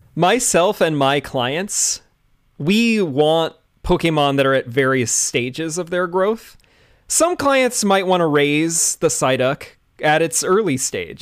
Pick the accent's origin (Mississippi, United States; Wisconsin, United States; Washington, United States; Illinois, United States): Washington, United States; Bainbridge Island; my hometown, Bainbridge Island